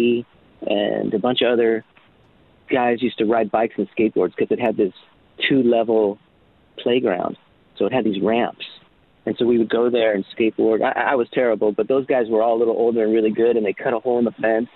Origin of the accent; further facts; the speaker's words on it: Los Angeles, California, United States; also born or lived in Chicago / Las Vegas; by the time I was 9 months, we moved to Hollywood, where my dad wanted to pursue acting. And I ended up at about 5 years old. I ended up in West Hollywood on Orange Grove